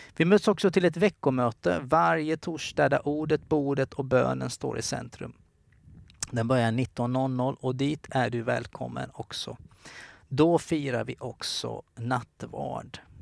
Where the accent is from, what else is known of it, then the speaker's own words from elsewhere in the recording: Kalmar, Kalmar County, Sweden; moved away; Jag är från Kalmar och jag var bara en ung tonårsgrabb